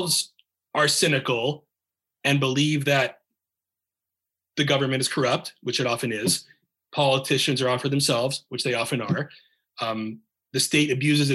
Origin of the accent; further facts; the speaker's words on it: United States; being an American